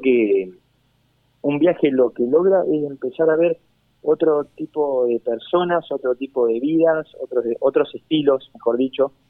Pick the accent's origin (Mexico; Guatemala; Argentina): Argentina